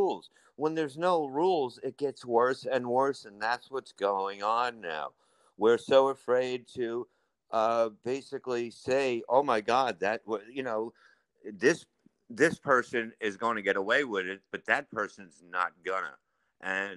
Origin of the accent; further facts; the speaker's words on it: New York City, New York, United States; I grew up in Staten Island when it was nothing.